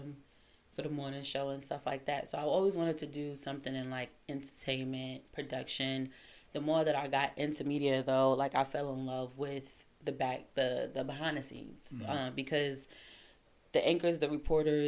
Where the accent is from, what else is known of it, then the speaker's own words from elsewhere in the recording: New York City, New York, United States; moved away as an adult; also born or lived in Washington, D.C. / Seattle / California / Virginia Beach; now in DMV, United States; Born and raised in Crown Heights